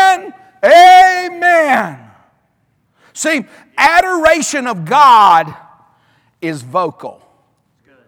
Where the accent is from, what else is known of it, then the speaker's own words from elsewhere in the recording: Alabama, United States; now in North Carolina, United States; I was raised in Alabama